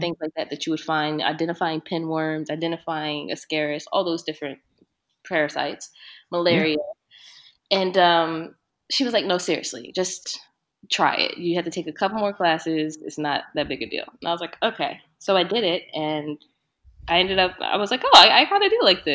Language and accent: English; Delaware, United States; moved away as an adult; also born or lived in Philadelphia; I'm from Delaware, and I went to school in Philly